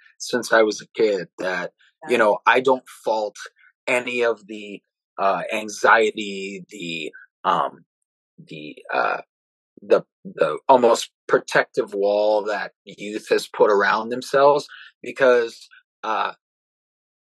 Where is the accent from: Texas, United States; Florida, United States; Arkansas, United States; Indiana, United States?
Florida, United States; South; growing up in South Florida.